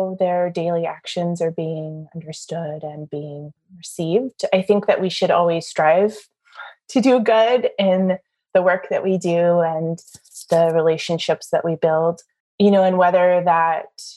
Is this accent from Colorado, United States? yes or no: no; Southern California, United States; moved away as an adult; also born or lived in Chicago; now in Oklahoma, United States; growing up in Southern California